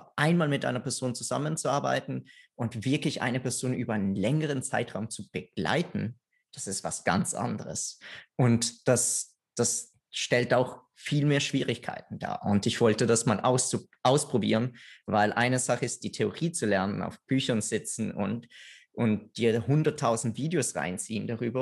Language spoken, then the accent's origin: German; Italy; now in Austria; weil ich Italiener bin